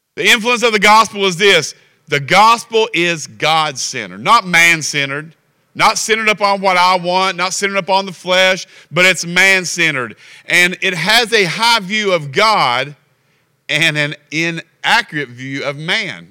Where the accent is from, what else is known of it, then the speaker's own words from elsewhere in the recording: Kentucky, United States; We're from Kentucky.